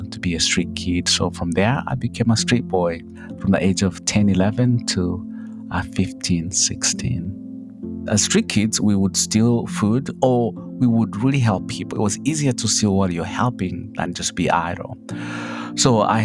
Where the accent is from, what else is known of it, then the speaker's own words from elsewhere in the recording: Kabale, Western Region, Uganda; moved away; I come from Uganda, in a small little village called Kabale, you know, at the border of Uganda, Rwanda, and Congo. I grew up poor